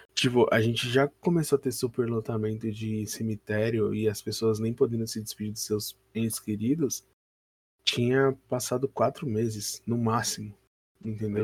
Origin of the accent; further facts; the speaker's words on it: São Paulo, Brazil; a gente é de São Paulo